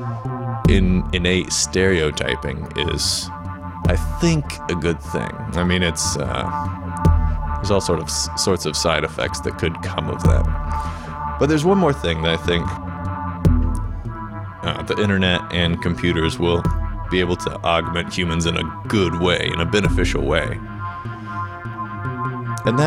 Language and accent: English; Indiana, United States; I'm originally from Indiana